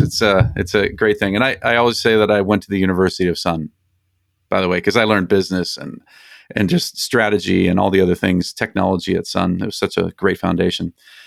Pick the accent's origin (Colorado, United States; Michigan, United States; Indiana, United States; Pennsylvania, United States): Colorado, United States; also born or lived in Minnesota / Arizona; now in California, United States; I was born in Minnesota and moved to Colorado when I was six, moved out to Arizona to go to school, and then hit the California coast, and I've been here for 31 years ever since.